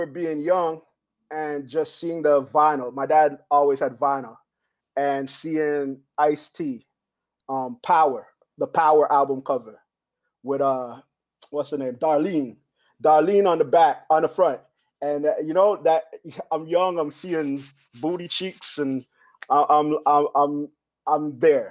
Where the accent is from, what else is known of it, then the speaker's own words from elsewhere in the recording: Canada; also born or lived in Belize; I was born in Belize from teenage parents. I moved to Canada with my mother at like 2 years old